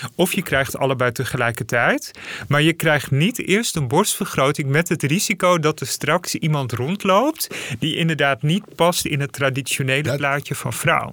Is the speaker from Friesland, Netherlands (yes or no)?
yes; Friesland, Netherlands; moved away; also born or lived in Zeist; ik ben geboren in Friesland